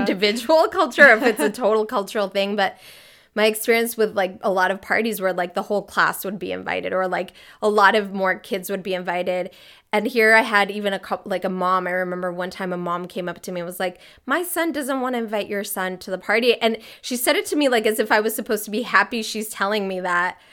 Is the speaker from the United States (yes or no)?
yes; California, United States; moved away as an adult; also born or lived in Mexico City, Mexico / New York, United States; now in Freiburg, Germany; I grew up a lot in California